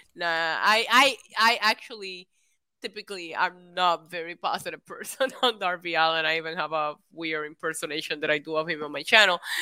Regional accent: Puerto Rico; I grew up in Puerto Rico

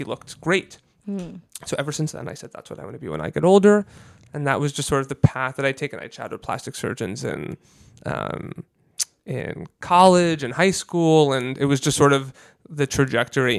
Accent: New York, United States; I grew up in New York.

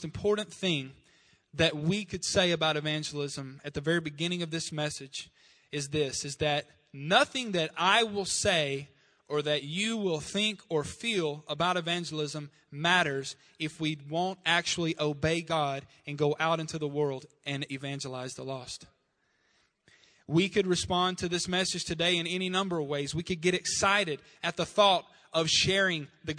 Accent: Star City, Arkansas, United States; moved away; my hometown of Star City

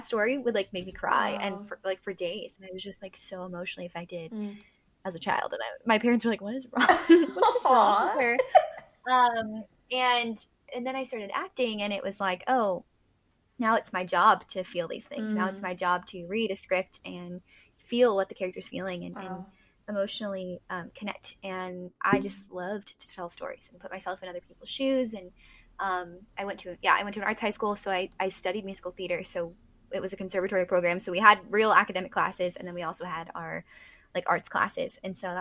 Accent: Southern California, United States; I grew up in Southern California

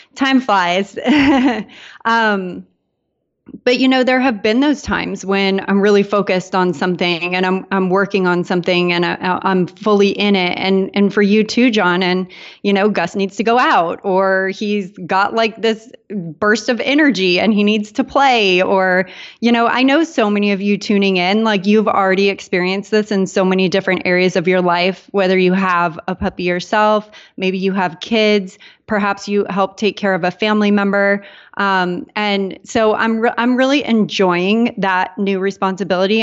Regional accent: San Diego, California, United States; moved away as an adult; also born or lived in Portland, Maine; now in Puerto Rico; I grew up in San Diego

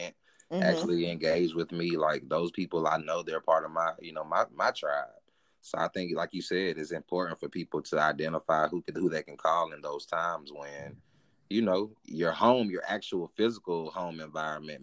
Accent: United States; being American

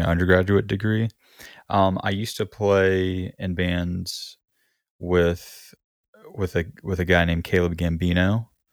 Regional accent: South Alabama, United States; moved away; I'm from South Alabama originally along the Gulf Coast.

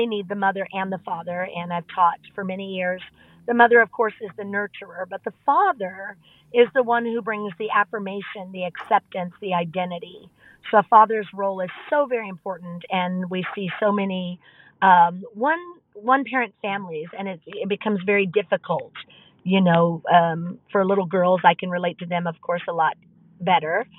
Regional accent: Bakersfield, California, United States; also born or lived in Joplin, Missouri; I am from Bakersfield, California, pastored a church there for approximately 15 years

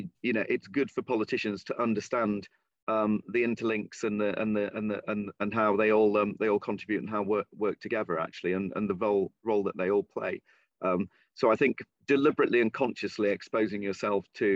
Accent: Lincolnshire, East Midlands, United Kingdom; moved away; I'm originally from the East Midlands, this is in the West Midlands, but it's the kind of small town and rural area, not dissimilar in many ways from the area that I was born and raised in, Lincolnshire

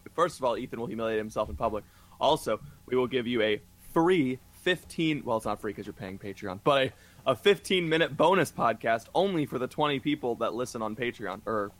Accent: Melbourne, Florida, United States; I'm from Melbourne, Florida.

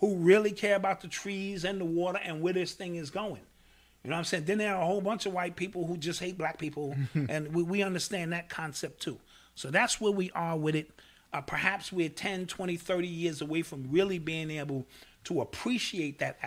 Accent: New York City, New York, United States; born or raised there

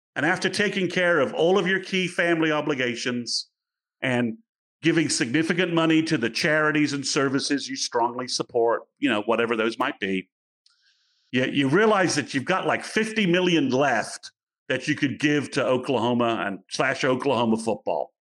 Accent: England, United Kingdom; moved away; I'm from England

